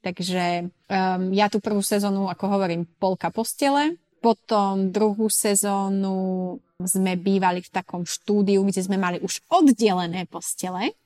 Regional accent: Sklabiná, Banská Bystrica Region, Slovakia; moved away as an adult; also born or lived in Switzerland; now in Ibiza, Spain; ja som zo Sklavinej, hej, Sklavina pri Veľkom Krtiši

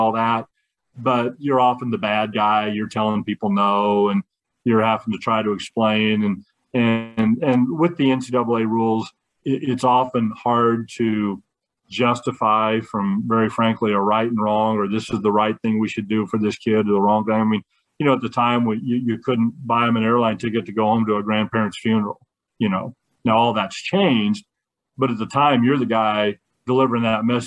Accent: Kansas, United States; I was from Kansas and knew a lot of people

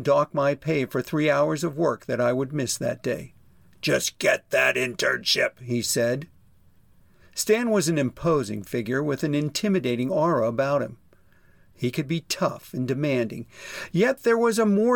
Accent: Pittsburgh, Pennsylvania, United States; a prominent advertising agency in my hometown of Pittsburgh, Pennsylvania

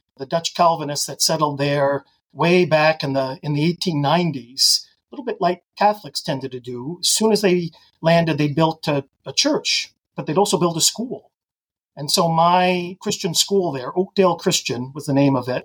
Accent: Ottawa, Ontario, Canada; also born or lived in Boston / Grand Rapids, Michigan / Bloomington, Indiana; now in Mechanicsburg, United States; I grew up, as you noted there, in Canada. Ottawa's the national capital

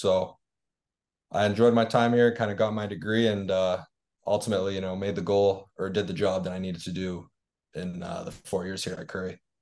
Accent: Toronto, Ontario, Canada; I'm from Toronto

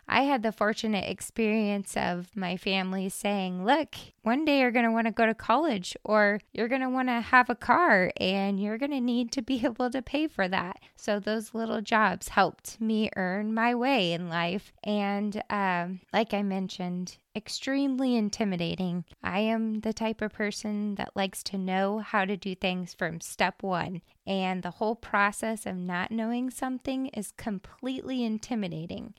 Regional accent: Hermiston, Oregon, United States; I was born and raised in Hermiston, Oregon

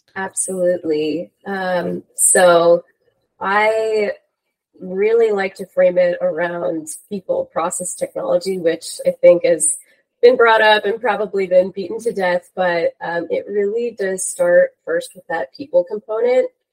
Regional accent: New York, United States; moved away as an adult; also born or lived in Los Angeles, California; born and raised in New York, and then I had the wonderful opportunity to come out to the West Coast of the US for school

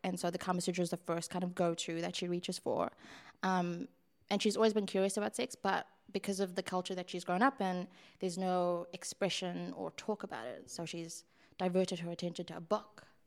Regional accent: South Africa; moved away; I grew up in a Western country, I grew up here and in South Africa.

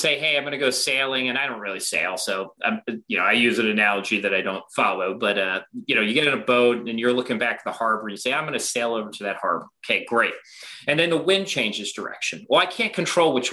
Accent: Baltimore, Maryland, United States; I grew up in Baltimore

